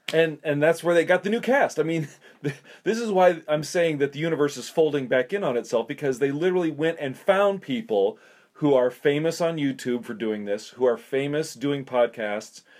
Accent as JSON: {"language": "English", "region": "South Dakota", "country": "United States", "tie": "born or raised there", "said": "I grew up in South Dakota"}